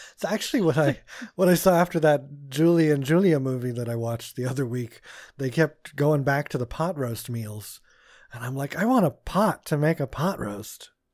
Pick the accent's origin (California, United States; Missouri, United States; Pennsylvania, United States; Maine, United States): Pennsylvania, United States; growing up in Pennsylvania